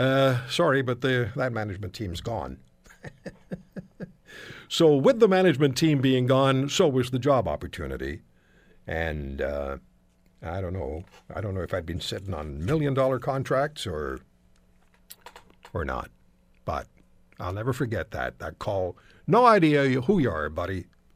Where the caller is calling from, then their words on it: Toronto, Ontario, Canada; I'm calling from Canada. I'm a broadcaster in Toronto and Hamilton.